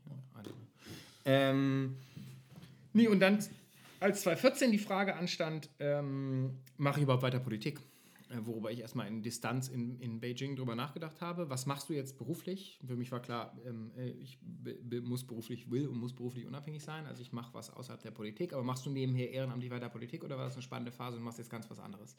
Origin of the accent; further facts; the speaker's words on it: North Rhine-Westphalia, Germany; NRW war immer meine Homebase, klar, ich komme aus NRW